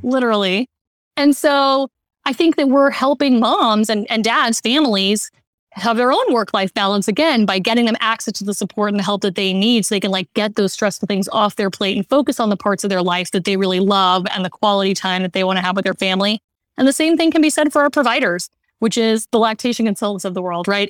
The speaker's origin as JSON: {"language": "English", "town": "Austin", "region": "Texas", "country": "United States", "tie": "born or raised there", "said": "I grew up in Austin, Texas"}